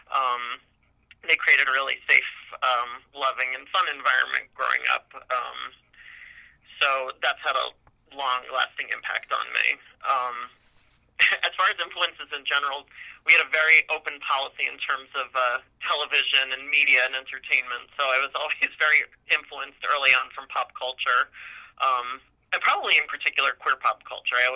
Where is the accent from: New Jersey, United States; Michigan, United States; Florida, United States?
New Jersey, United States; Union; moved away as an adult; now in Bainbridge, New York, United States; I grew up in North New Jersey in a town called Union. Um, very comfortable, kind of middle class background.